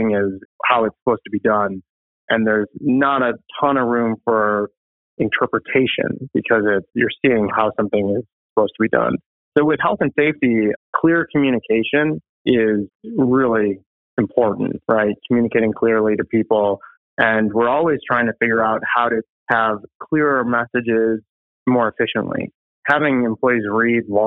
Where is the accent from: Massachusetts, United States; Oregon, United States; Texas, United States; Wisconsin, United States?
Wisconsin, United States; Appleton; I'm from Appleton, Wisconsin, Ted's area as well